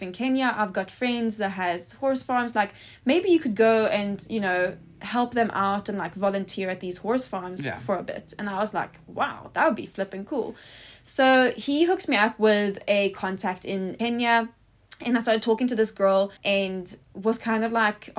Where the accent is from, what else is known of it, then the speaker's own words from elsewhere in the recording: Stockholm, Stockholm County, Sweden; moved away as an adult; now in South Africa; I'm originally from Sweden and born and raised in Stockholm